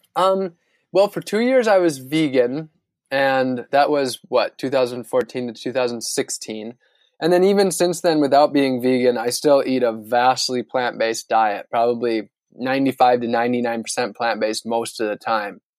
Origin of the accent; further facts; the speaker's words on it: northern Wisconsin, United States; moved away; where I grew up in northern Wisconsin